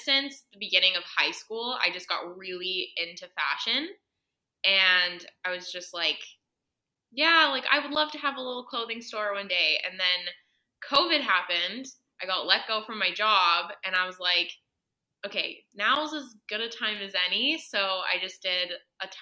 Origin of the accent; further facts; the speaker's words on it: Edmonton, Alberta, Canada; moved away as an adult; now in Kelowna, Canada; I'm originally from Edmonton, Alberta